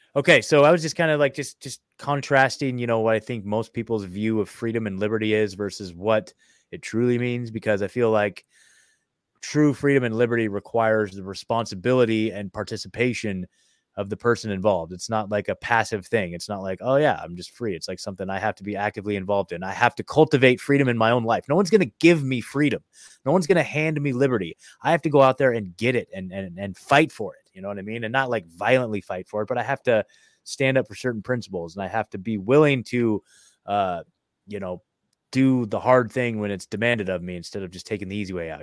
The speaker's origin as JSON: {"language": "English", "region": "Oregon", "country": "United States", "said": "I'm from Oregon"}